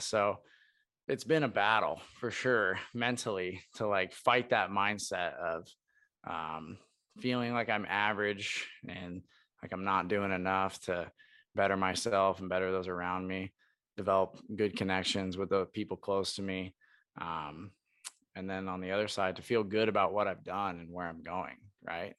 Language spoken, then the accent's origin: English; Portland, Oregon, United States; moved away as an adult; also born or lived in Brookings, South Dakota; I'm from Portland, Oregon, which is a complete polar opposite